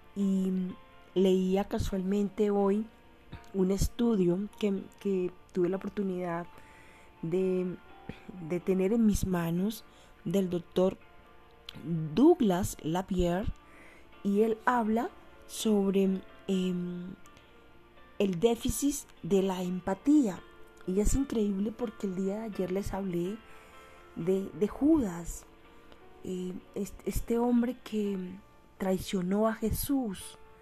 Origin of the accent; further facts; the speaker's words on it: Colombia; aquí en mi país Colombia